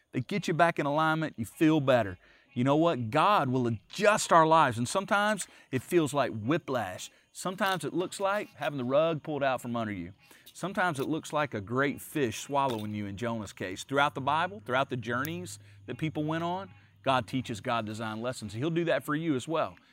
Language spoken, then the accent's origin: English; the South, United States; I grew up around Southerners. I'm, I'm a Southerner too